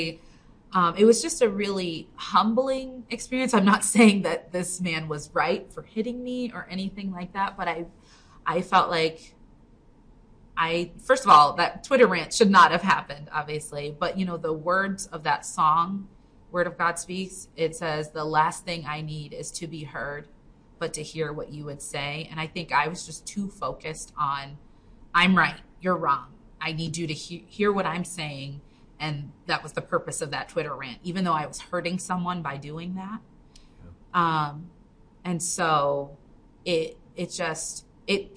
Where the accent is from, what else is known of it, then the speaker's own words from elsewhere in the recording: Binghamton, New York, United States; also born or lived in Virginia; So originally I grew up in Binghamton, and then I went to college out in Virginia.